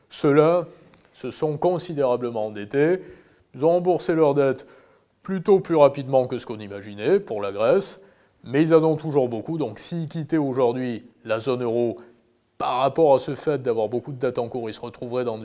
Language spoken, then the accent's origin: French; Germany; French is a second language; qu'il soit émis en Italie ou chez nous en Allemagne